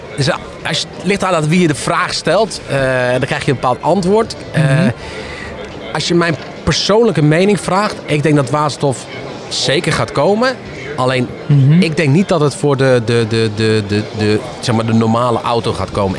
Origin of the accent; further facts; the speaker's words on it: Netherlands; wij in Nederland doen. Want we, eh, ja, wij, zijn een heel raar volk met z'n allen, een klein landje